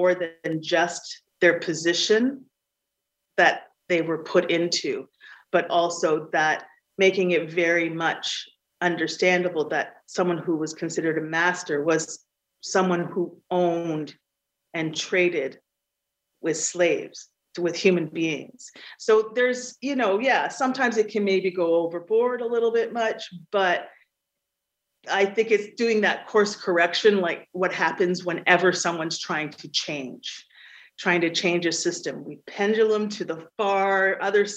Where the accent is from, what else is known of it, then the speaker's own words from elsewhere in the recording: Canada; my family has been in Canada for over 300 years